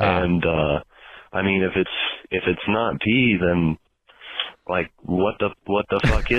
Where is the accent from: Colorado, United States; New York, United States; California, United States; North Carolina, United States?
Colorado, United States; Hi, Dr. Drew. … I'm from Colorado.